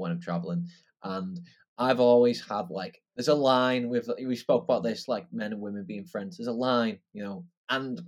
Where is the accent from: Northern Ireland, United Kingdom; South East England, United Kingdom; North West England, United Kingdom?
North West England, United Kingdom; Wigan; I was from Wigan